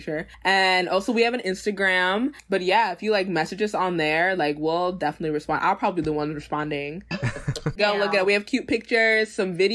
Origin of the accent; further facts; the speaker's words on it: Ghana; I'm Ghanaian